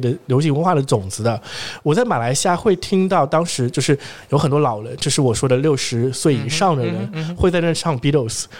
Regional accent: Zhejiang, China; 我来自于一个浙江的四线城市，在三十年前，我们工我们城市没有完全工业化的，

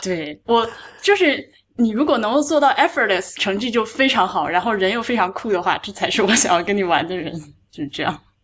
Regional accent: Hubei, China; 我湖北人

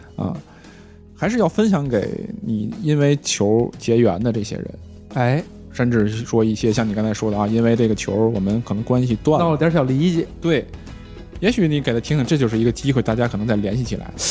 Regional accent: Tianjin, China; now in Beijing, China; 我们天津那边管， 管这东西叫籽儿

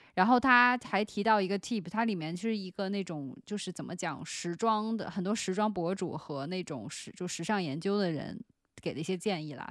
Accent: China; 作为一个中国人

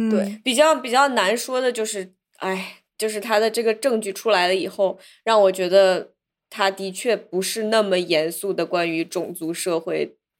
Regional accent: China; moved away; 我小时候虽然是在中国长大

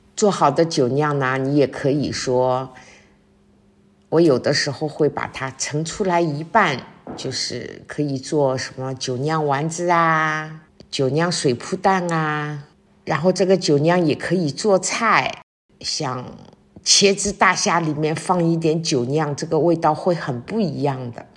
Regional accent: Shanghai, China; 我们上海人平时的这种做的那种白斩鸡

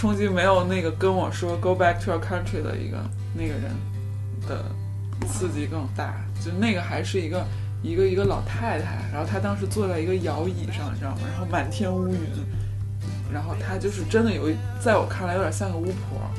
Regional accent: Beijing, China; 就是因为他们知道我是从北京来的

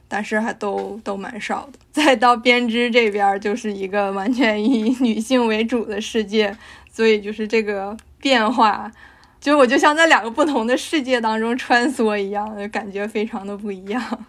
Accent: Harbin, Heilongjiang, China; moved away as an adult; now in North America; 我是一个东北人，我是东北哈尔滨人

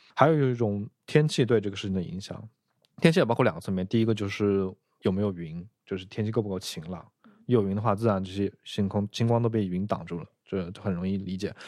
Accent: southern China, China; 因为我是一个南方人，很少去北方

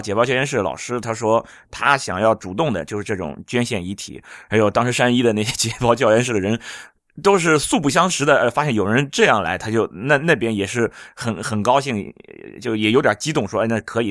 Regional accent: Jinan, Shandong, China; 因为我是济南人

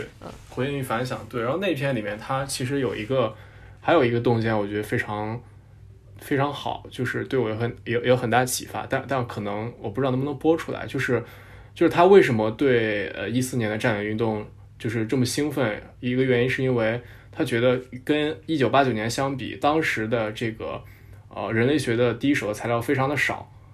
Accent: Nanyang, Henan, China; moved away; 我老家是河南南阳，然后我那边有一个县叫镇平

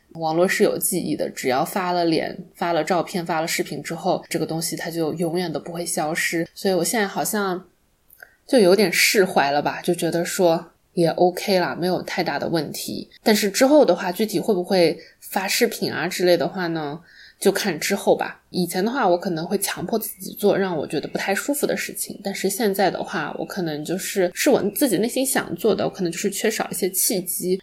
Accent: Wenzhou, Zhejiang, China; 因为我是温州的嘛，然后我们那边肯定是家家户户都有个店或者厂的那种，所以就一到寒暑假，我妈就会拉我在她的店里面坐着

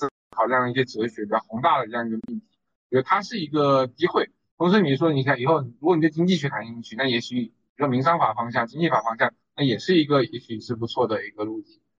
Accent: Longyan, Fujian, China; moved away as an adult; 我是龙岩人

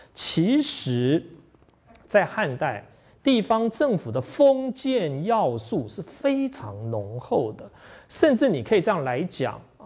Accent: Taiwan; 我从台湾来

